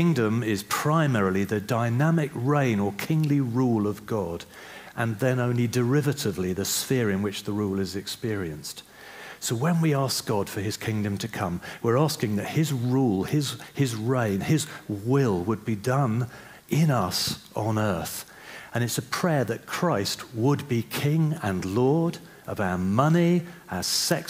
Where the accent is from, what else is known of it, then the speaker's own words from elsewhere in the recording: The Hague, South Holland, Netherlands; born there; Now, I was born in The Hague in the Netherlands. All right, we lived in one of these buildings, in an apartment in one of these buildings here. And I love Holland because I was born there.